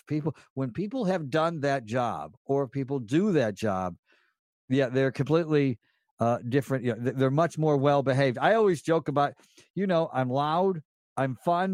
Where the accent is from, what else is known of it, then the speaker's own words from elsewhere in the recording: Elmira, New York, United States; when I was a little boy growing up in Elmira, New York